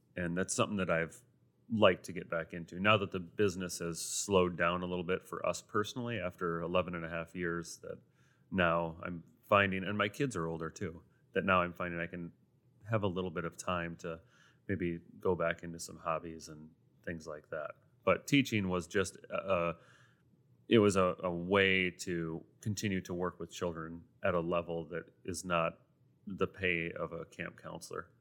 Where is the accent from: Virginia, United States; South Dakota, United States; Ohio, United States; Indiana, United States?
South Dakota, United States; Sioux Falls; also born or lived in France / New York City / Rapid City; born and raised in Sioux Falls